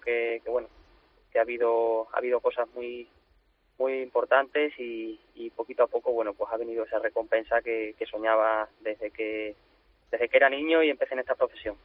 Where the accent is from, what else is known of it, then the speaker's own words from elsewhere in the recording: Extremadura, Spain; moved away as an adult; now in Sanlúcar de Barrameda, Spain; una feria como Olivenza, que es mi tierra, que es Extremadura